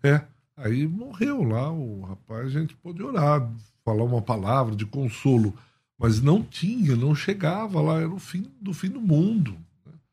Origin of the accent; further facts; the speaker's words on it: Paulista, São Paulo, Brazil; eu como paulista